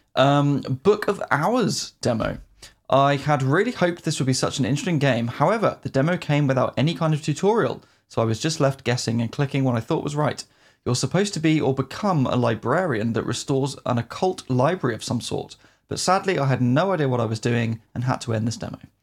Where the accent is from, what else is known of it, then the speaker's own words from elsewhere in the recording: United Kingdom; as a Brit